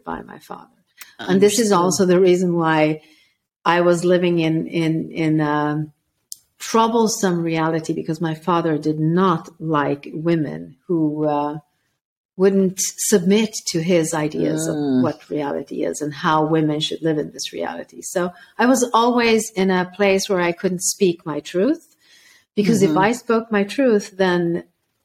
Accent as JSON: {"language": "English", "country": "Sweden", "tie": "born or raised there", "also_born_or_lived": "former Yugoslavia", "said": "at the age of six, they brought me back to Sweden"}